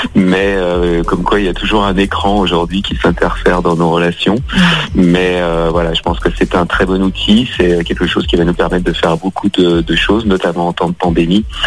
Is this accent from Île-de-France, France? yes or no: no; Lyon, Auvergne-Rhône-Alpes, France; je suis euh, né à Lyon, hein, euh, Lyon, Lyon 8e. Donc Lyon, c'est ma ville natale. J'ai jamais vraiment quitté Lyon